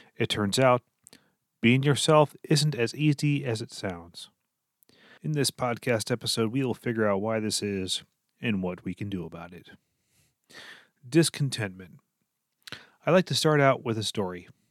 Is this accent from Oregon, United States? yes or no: no; Lancaster, Pennsylvania, United States; moved away as an adult; also born or lived in Minnesota; I grew up in Lancaster, Pennsylvania